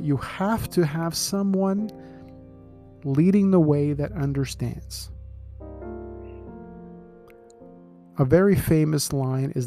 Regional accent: Scarborough, Ontario, Canada; I grew up in Scarborough

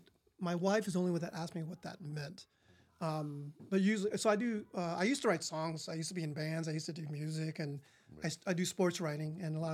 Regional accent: San Jose, California, United States; I grew up in East San Jose, 70s, 80s kid.

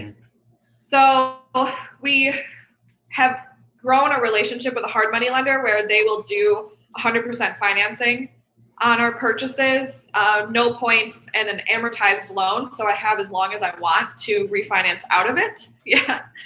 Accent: Rochester, New York, United States; my hometown of upstate New York in Rochester

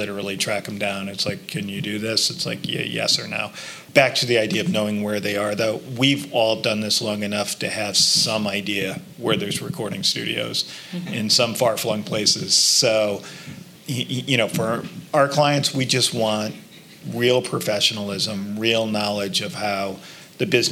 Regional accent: New York City, New York, United States; being a New Yorker

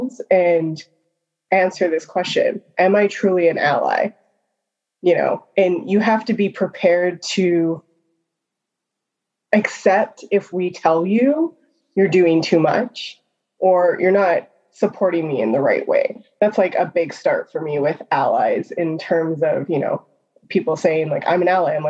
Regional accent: Calgary, Alberta, Canada; now in Edmonton, Canada; I live in Edmonton. I'm originally from Calgary.

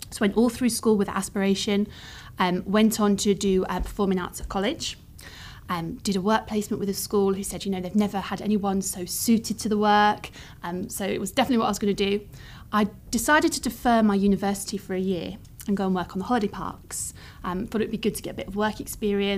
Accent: Suffolk, East of England, United Kingdom; now in Cumbria, United Kingdom; I grew up in Suffolk, started from quite humble beginnings

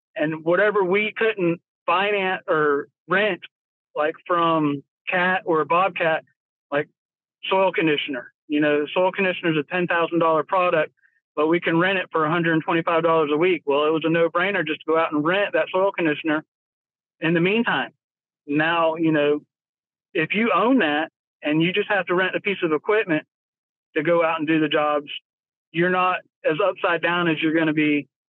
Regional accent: Florida, United States; moved away as an adult; now in North Carolina, United States; I grew up in Florida. I was born in Florida, uh, lived there for 30 years

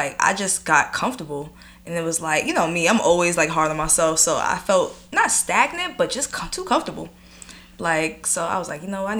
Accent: Long Island, New York, United States; I'm from here, but granted, I'm from Long Island, so I'm from the suburbs too

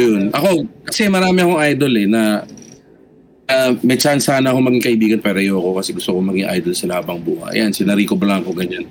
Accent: Las Piñas, Metro Manila, Philippines; Taga Las Piñas ako, yung time na yun

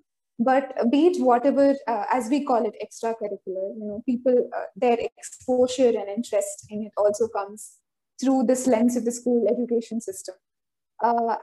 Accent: Kerala, India; moved away as an adult; now in Delhi, India; I was born and brought up in Kerala.

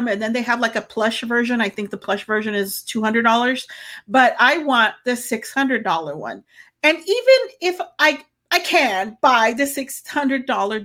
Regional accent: Rio Grande Valley, Texas, United States; we're at my hometown

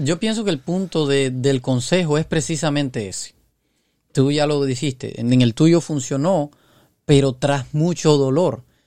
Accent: Cuba; yo soy de Cuba

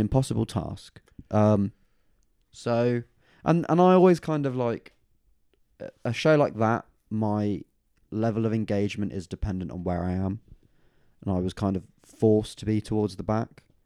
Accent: Oxford, South East England, United Kingdom; my hometown venue for a second, though. Uh, the downstairs room at the O two Aca-, Academy in Oxford

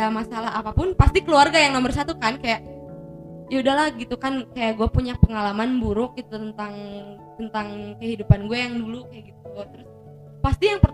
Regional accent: West Java, Indonesia; pertama banget sih pasti emak sama bapak gue kan nyokap emak sama bokap gue ya emak bapak kan karena kita orang Sunda ya

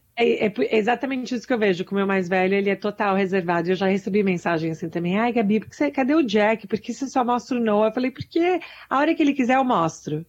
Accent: Brazil; now in United States; eu sou imigrante, sou brasileira

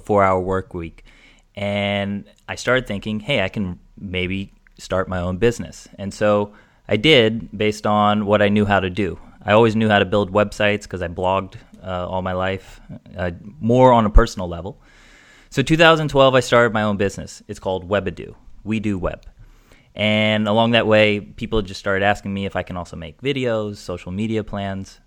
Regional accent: United States; moved away as an adult; also born or lived in Europe / Asia; now in Amsterdam, Netherlands; I'm an American. I'm living in Amsterdam now.

